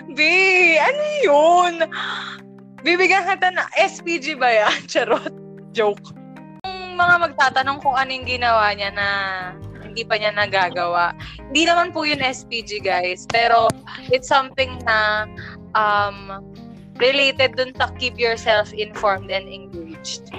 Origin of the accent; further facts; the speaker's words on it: Rizal, Calabarzon, Philippines; taga Rizal kami